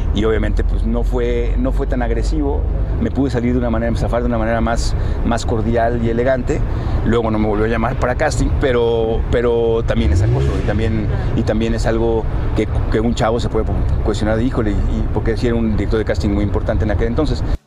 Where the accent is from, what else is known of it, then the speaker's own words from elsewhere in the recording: northern Mexico, Mexico; Yo soy norteño